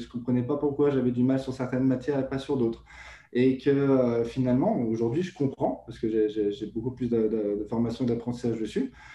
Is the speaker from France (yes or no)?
yes; France; moved away as an adult; now in Quebec, Canada; je suis français euh, français immigré au Canada depuis maintenant plus de deux ans.